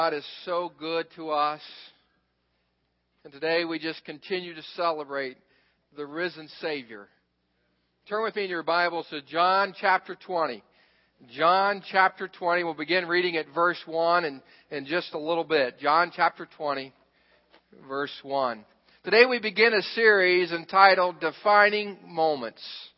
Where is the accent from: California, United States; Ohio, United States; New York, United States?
Ohio, United States; Xenia; I grew up in Xenia, Ohio